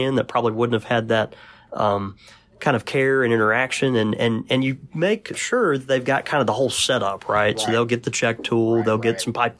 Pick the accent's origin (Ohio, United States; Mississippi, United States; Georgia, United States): Mississippi, United States; from Mississippi, so my verbiage is not great anyway, but go ahead.